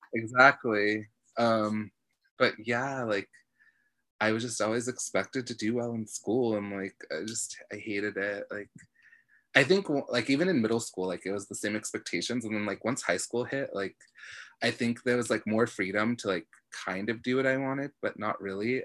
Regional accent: National City, California, United States; I'm from National City, like it's a cool place

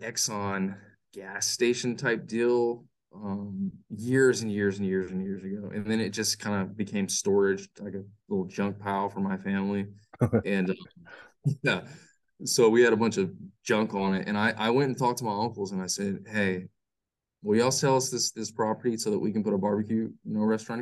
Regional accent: Lockhart, Texas, United States; moved away; we're from Lockhart. My parents still live there

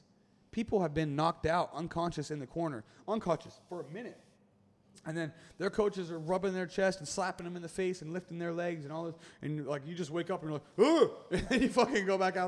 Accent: United States; I'm an American

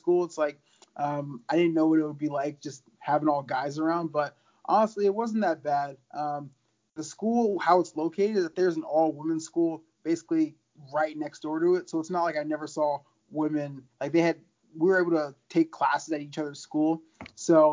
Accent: Orlando, Florida, United States; moved away as an adult; also born or lived in Georgia; now in Michigan, United States; I grew up in Florida, so, you know, the weather is a little bit different from Florida to Michigan

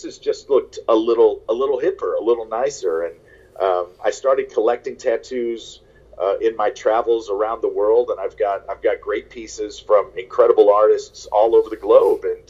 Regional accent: St. Louis, Missouri, United States; I grew up in St. Louis

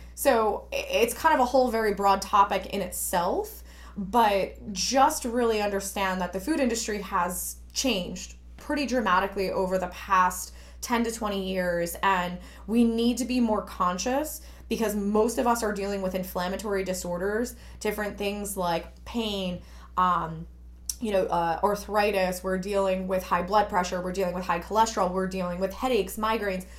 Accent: Newark, New Jersey, United States; I grew up in Newark, which was, you know, quite industrial

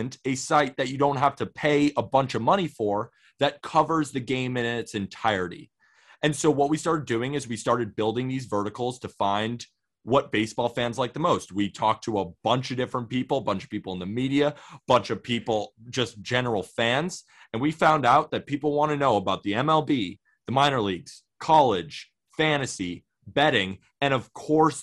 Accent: Santa Barbara, California, United States; now in New York City, United States; I'm from Santa Barbara, California, but I've been living in New York City

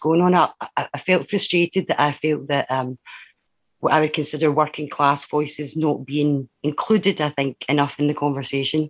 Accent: Dundee, Scotland, United Kingdom; also born or lived in Glasgow; I grew up in the East End of Dundee

